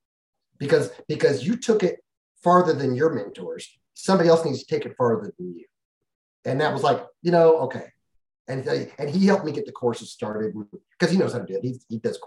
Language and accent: English; California, United States; moved away; I'm from California originally